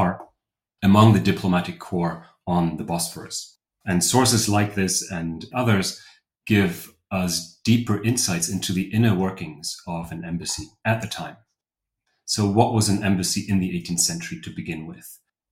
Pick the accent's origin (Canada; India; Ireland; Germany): Germany; moved away as an adult; also born or lived in Rostock, Germany / Cambridge, United Kingdom / Oxford, United Kingdom / Istanbul, Turkey; now in Vienna, Austria; I'm from Germany originally